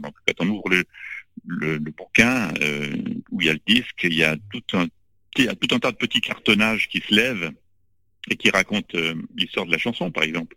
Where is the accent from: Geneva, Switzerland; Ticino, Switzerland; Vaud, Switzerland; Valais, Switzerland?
Vaud, Switzerland; Lausanne; J'ai grandi à Lausanne, en Suisse